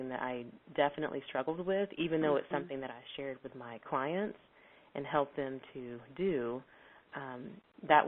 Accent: Texas, United States; I'm from Texas.

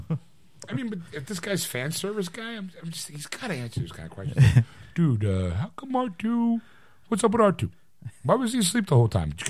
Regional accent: United Kingdom; I'm British.

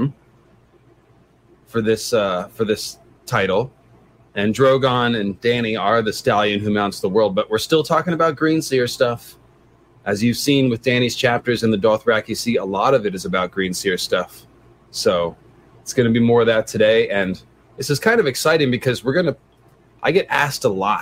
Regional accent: San Francisco, California, United States; I'm from San Francisco

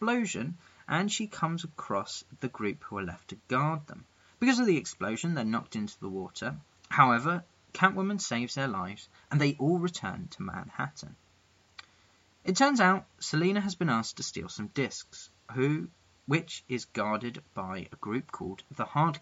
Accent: England, United Kingdom; I'm that English guy

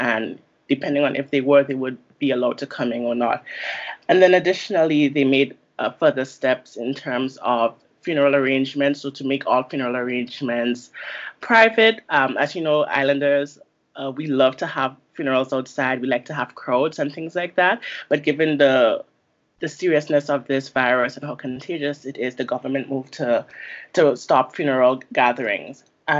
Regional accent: Grenada; I am from Caribbean background, so I am Grenadian. I have lots of family still back home

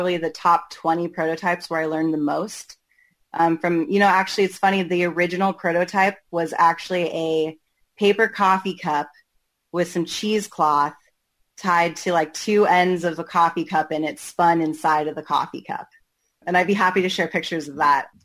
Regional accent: Portland, Oregon, United States; I'm from Portland, Oregon, born and raised

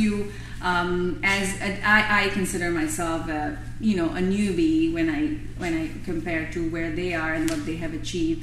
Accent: Bangladesh; moved away as an adult; I was a foreign student. My parents are in Bangladesh. I'm from Bangladesh

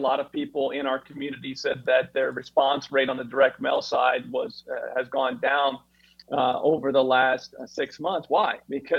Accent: Kansas, United States; moved away; I'm originally from Kansas, and that's where the Koch brothers are from.

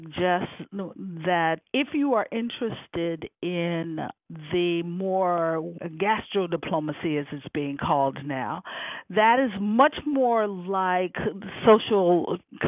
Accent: Chicago, Illinois, United States; also born or lived in Rome; I'm from Chicago, where it's very cold.

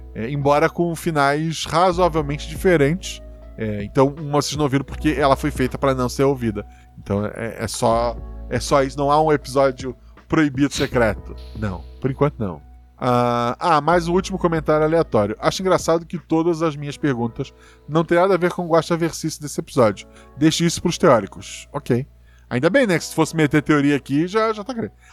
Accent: Florianópolis, Santa Catarina, Brazil; born or raised there

